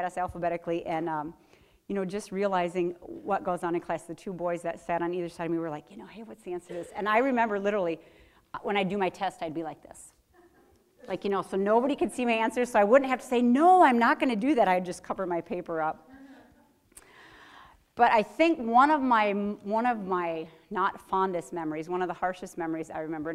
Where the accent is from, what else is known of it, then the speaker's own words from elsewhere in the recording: Platteville, Wisconsin, United States; I was from Platteville, which is a college town